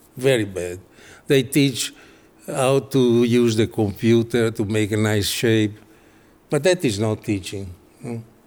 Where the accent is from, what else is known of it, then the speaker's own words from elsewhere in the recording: Italy; English is a second language; I come from Italy